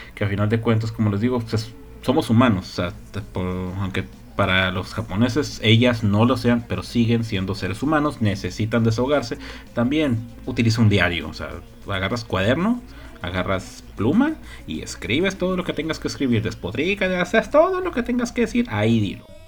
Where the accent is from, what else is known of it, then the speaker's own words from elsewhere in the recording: Mexico; Somos mexicanos